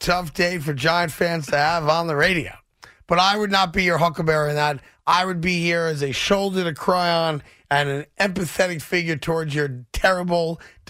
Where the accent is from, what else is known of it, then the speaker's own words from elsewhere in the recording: New York, United States; I'm a New Yorker